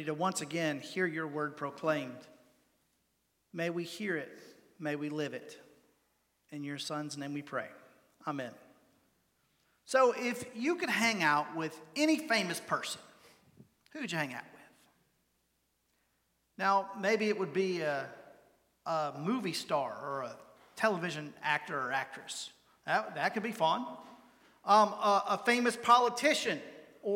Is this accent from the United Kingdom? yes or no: no; Catawba County, North Carolina, United States; I am from Catawba County, North Carolina